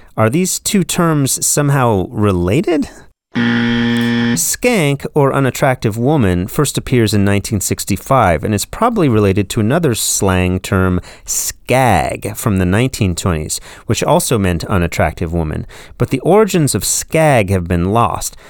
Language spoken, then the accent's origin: English; California, United States; when I was growing up in California in the nineteen eighties